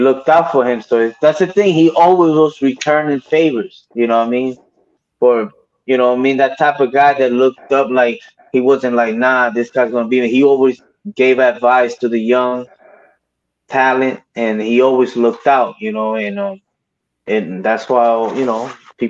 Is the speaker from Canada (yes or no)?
no; Puerto Rico; born and raised in Puerto Rico